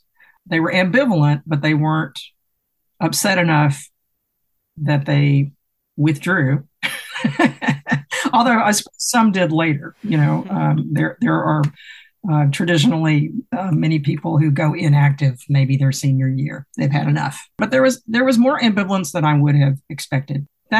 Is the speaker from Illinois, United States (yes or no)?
no; Mississippi, United States; also born or lived in Texas; So I grew up in Mississippi and had been away in graduate school in Texas, which has its own aesthetic, and had returned to the University of Mississippi to work on a master's in Southern studies.